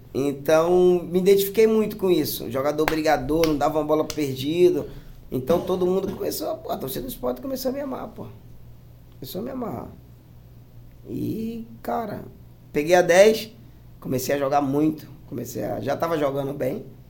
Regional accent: Paraíba, Brazil; moved away; also born or lived in Portugal / Russia / Kazakhstan; eu sou da Paraíba

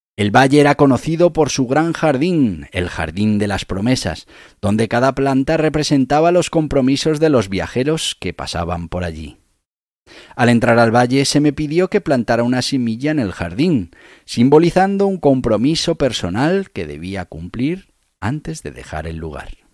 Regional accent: Navarre, Spain; yo soy de Navarra

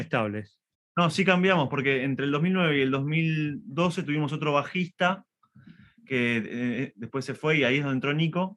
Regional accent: Argentina; nosotros somos argentinos

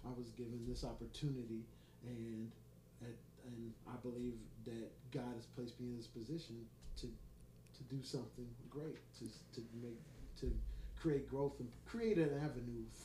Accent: Indianapolis, Indiana, United States; I'm from Indianapolis, Indiana. I'm born and raised here

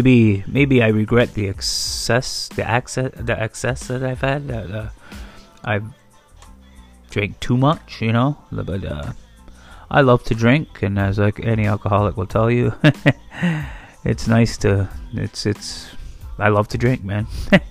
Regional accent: Akwesasne, New York, United States; But like I said, I come from Makwasasne, I'm Native American

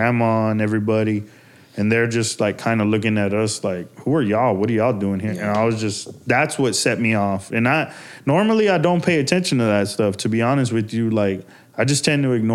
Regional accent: Houston, Texas, United States; I grew up in Magnolia. Mm-hmm. You know, I grew up in Magnolia. I grew up in 2nd Ward

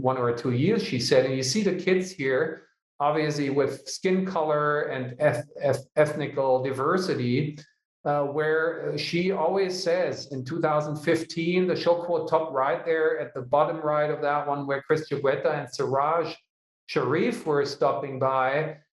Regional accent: Hanover, Lower Saxony, Germany; it's my hometown

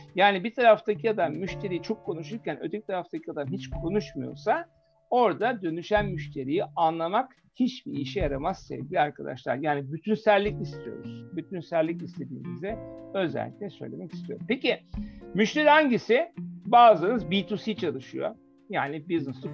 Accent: Germany; moved away; Almanya'da yetiştim.

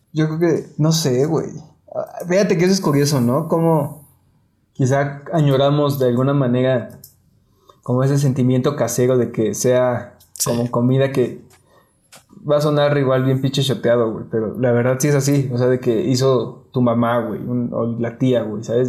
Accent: Mexico; como mexicanos

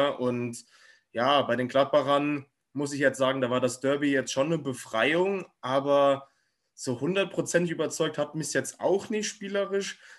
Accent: Bremen, Germany; ja, ja ich als Bremer muss ja sagen

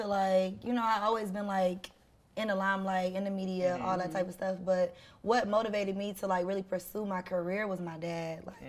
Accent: Savannah, Georgia, United States; also born or lived in St. Louis, Missouri; I was in Savannah literally from like sixth grade until my senior year. So like, I feel like I was like raised in Savannah.

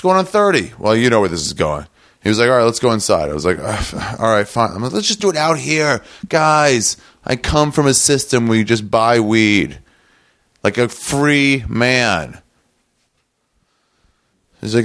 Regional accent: Los Angeles, California, United States; I'm from LA. I'm from Los Angeles.

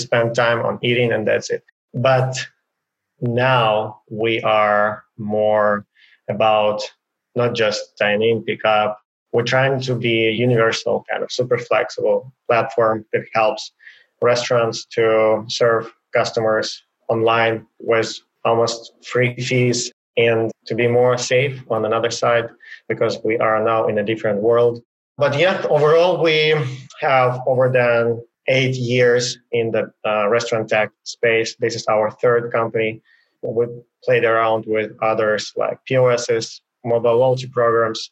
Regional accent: Ukraine; moved away as an adult; now in United States; I was born in Ukraine in a small city, and I went to a military school, and then from that to university

